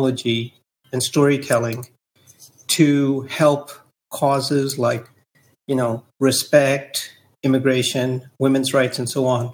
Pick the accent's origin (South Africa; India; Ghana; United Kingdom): India; moved away as an adult; also born or lived in Delhi, India / Silicon Valley, United States; now in United States; when I was growing up in India